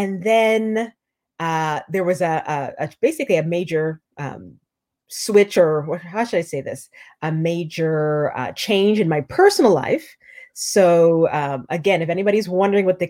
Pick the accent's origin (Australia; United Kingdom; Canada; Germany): Canada; moved away as an adult; now in New York, United States; I'm Canadian